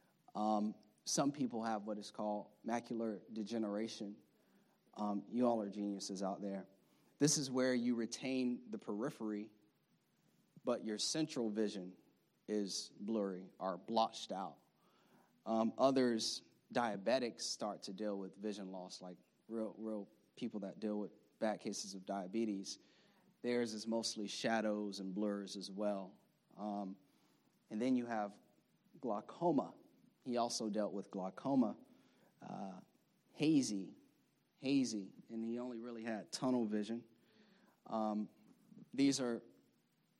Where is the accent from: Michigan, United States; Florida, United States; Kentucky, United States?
Florida, United States; now in Maryland, United States; I know we live in liberal Maryland. We're from Florida